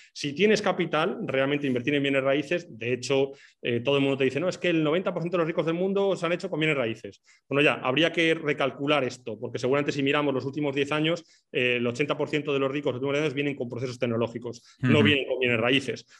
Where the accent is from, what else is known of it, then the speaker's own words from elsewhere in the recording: Basque Country, Spain; moved away as an adult; also born or lived in Portugal; now in Madeira, Portugal; soy vasco